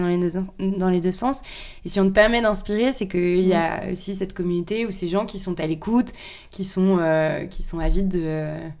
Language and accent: French; Paris, Île-de-France, France; Je suis née à Paris, j'ai grandi à Paris